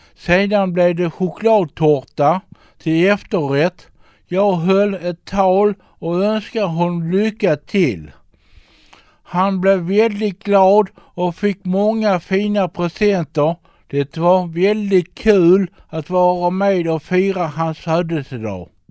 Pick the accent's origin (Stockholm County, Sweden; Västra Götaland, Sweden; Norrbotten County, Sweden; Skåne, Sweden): Skåne, Sweden; Trelleborg; moved away; när jag bodde hemma i Trelleborg